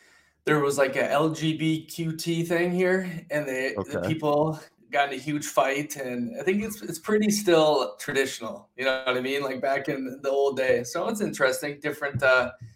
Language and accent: English; Minnesota, United States; moved away; growing up in Minnesota